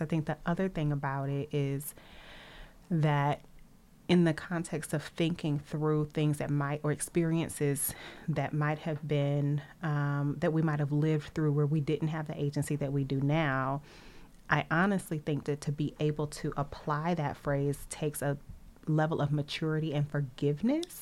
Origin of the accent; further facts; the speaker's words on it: Nashville, Tennessee, United States; I grew up in a landlocked area. I'm from Nashville.